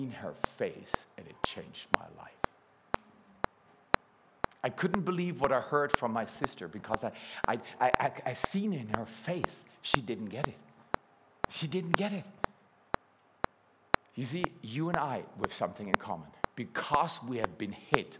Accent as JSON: {"language": "English", "town": "Freiburg", "region": "Baden-Württemberg", "country": "Germany", "tie": "born or raised there", "also_born_or_lived": "Dallas", "lives_now": "Black Forest, Germany", "said": "I'm a city boy. I did my BA in Dallas. My wife comes from Toronto. And I grew up at least in Freiburg, Germany"}